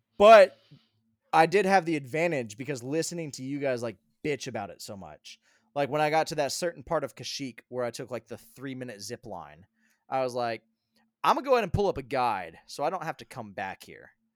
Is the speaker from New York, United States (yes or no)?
no; Colorado, United States; moved away; I grew up in Colorado